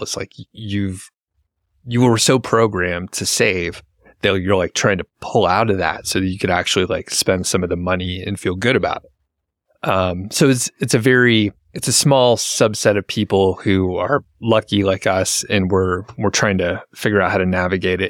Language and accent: English; United States; we grew up in America.